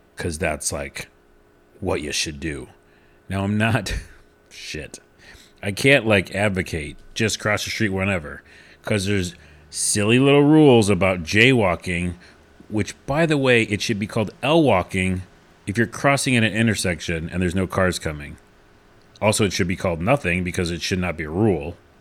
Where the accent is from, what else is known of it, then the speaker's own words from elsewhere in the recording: New York City, New York, United States; moved away; also born or lived in West Coast; I'm from New York originally.